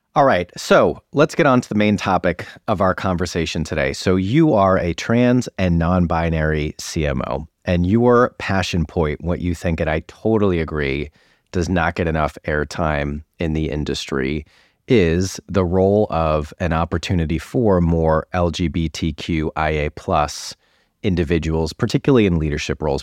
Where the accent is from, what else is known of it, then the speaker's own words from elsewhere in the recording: Newton, Massachusetts, United States; moved away; my hometown of Newton